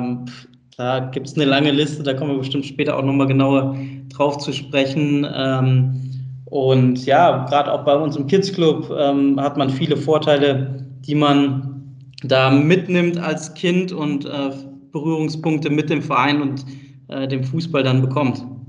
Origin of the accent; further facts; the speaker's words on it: Bonn, North Rhine-Westphalia, Germany; Ich bin gebürtiger Bonner, also aus NRW